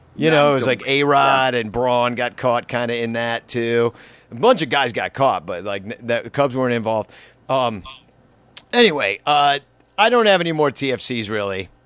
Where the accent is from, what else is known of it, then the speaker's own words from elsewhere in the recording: Chicago, Illinois, United States; I'm from Chicago